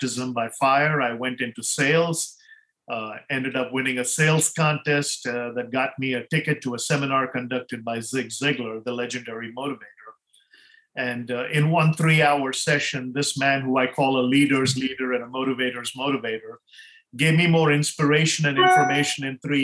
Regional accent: India; moved away as an adult; now in United States; growing up in India

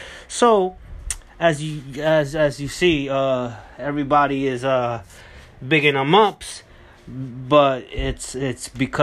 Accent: California, United States; So Unleashed Resilience was a composition that I wrote back when I came from Cali. So I already came from Cali.

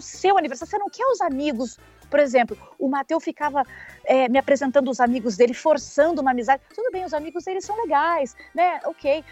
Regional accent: Brazil; moved away; eu adoro ser brasileira. Pelo menos eu, onde eu passo, falo que eu sou brasileira

